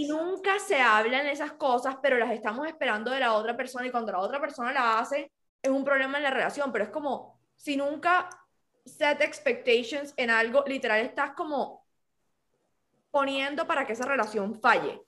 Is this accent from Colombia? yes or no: yes; Cartagena, Bolívar, Colombia; Yo me crié en Cartagena